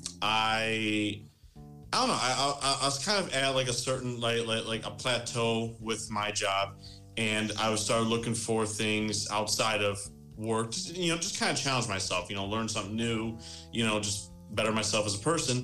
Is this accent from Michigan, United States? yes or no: yes; about 20 miles west of Detroit, Michigan, United States; I'm from Michigan, born and raised, just about 20 miles west of Detroit